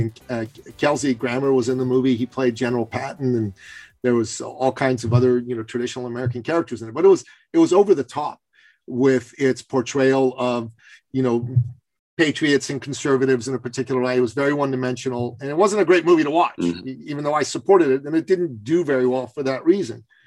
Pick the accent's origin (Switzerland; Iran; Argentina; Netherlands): Iran; moved away; I'm from Iran